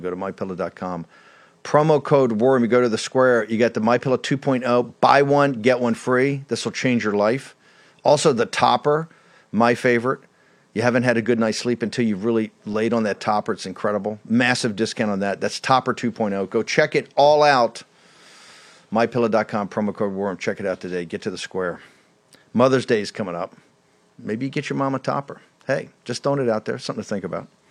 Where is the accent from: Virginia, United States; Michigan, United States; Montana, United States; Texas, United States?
Virginia, United States; Richmond; my hometown of Richmond